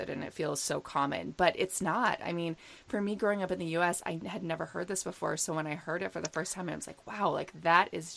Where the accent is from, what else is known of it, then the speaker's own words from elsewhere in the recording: Ohio, United States; I grew up in the Midwest. I grew up in Ohio